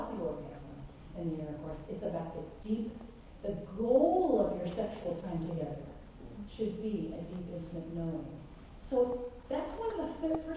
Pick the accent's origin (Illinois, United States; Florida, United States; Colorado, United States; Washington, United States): Colorado, United States; now in San Diego, United States; I live in San Diego by the ocean. I grew up in Colorado in the Rockies.